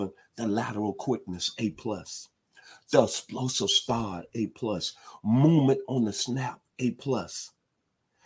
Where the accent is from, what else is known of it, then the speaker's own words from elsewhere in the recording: Memphis, Tennessee, United States; growing up in Memphis, Tennessee at the 901 and 7 years old